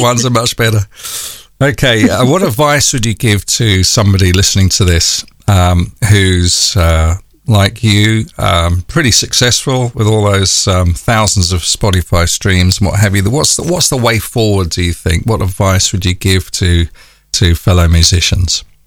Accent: London, United Kingdom; accent: North London; my North London accent

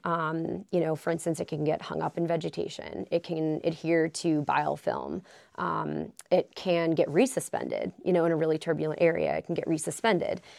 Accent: Wisconsin, United States; moved away as an adult; now in Alaska, United States; I am originally from Wisconsin

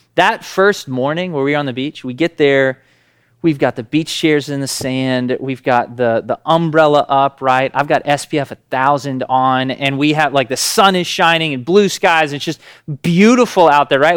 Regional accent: Tennessee, United States; We're from Tennessee

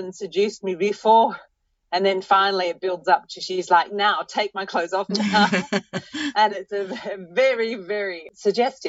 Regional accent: Australia; now in Paris, France; Living as an Aussie is good. It's actually very good to let people know you're Australian and not American and not English

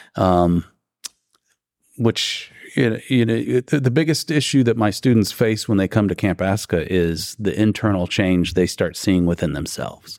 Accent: Ohio, United States; moved away as an adult; now in Alabama, United States; I'm originally from Ohio.

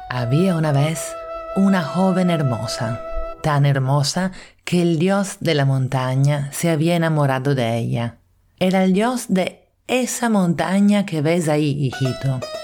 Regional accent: Italy; now in Lima, Peru; italiana en Lima

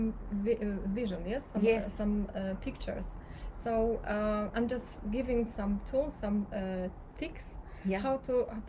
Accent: Poland; moved away as an adult; now in Cyprus; I'm from Poland

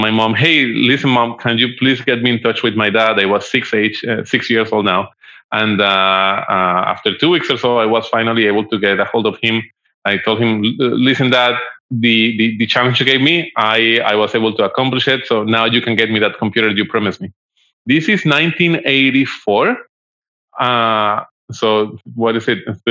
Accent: Bogota, Colombia; I'm originally from Colombia

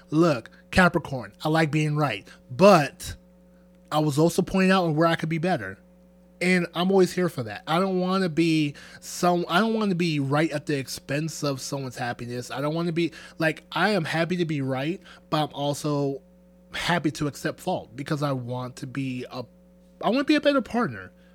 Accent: Nigeria; I'm Nigerian.

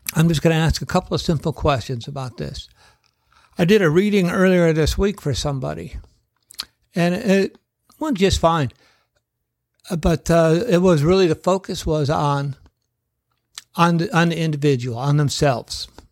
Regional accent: United States; as the American people

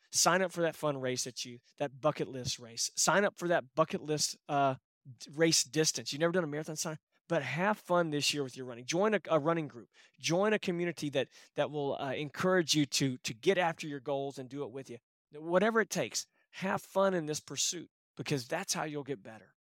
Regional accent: Texas, United States; I'm from Texas

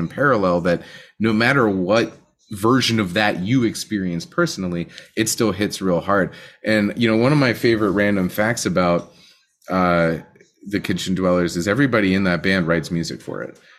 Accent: Western Pennsylvania, United States; I'm from Western Pennsylvania

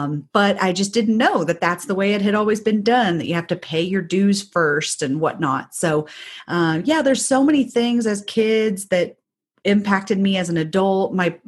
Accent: Indiana, United States; So I grew up in Southern Indiana, but just outside of the Louisville metro area.

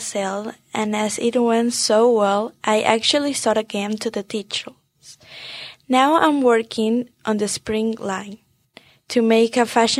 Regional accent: Peru; moved away; I am from Peru.

